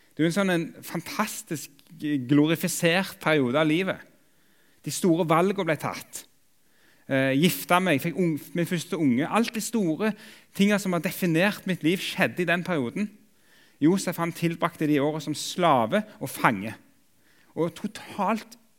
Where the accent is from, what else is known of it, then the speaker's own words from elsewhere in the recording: Jørpeland, Rogaland, Norway; now in Oslo, Norway; jeg kommer opprinnelig fra Jørpeland i Ryfylke